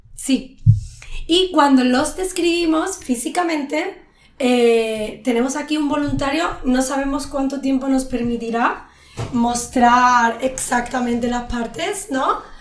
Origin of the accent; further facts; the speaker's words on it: Spain; cuando yo era pequeña, en España, en los pueblos, yo soy de un pueblo